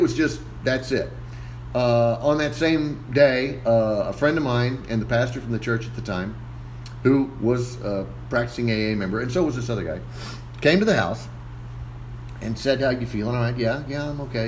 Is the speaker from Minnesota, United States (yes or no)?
no; McAllen, Texas, United States; I'm originally from here in McAllen. I born here and uh, graduated from McAllen Memorial High School in 1990